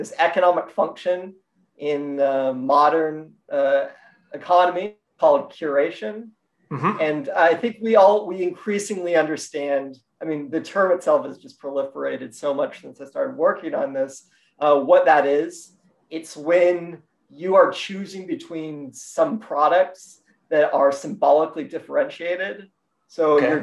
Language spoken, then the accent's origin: English; Albuquerque, New Mexico, United States; I grew up in Albuquerque, New Mexico